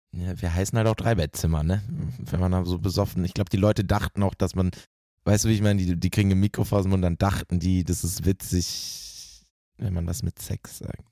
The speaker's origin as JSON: {"language": "German", "town": "Bielefeld", "region": "North Rhine-Westphalia", "country": "Germany", "moved": "yes", "lives_now": "Hamburg, Germany", "said": "aus Bielefeld komme ich"}